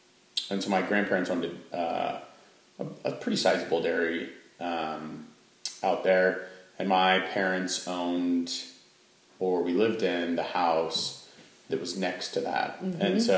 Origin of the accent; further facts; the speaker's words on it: Central Oregon, United States; So we grew up in Central Oregon. I guess I was brought into this world when we lived in Central Oregon.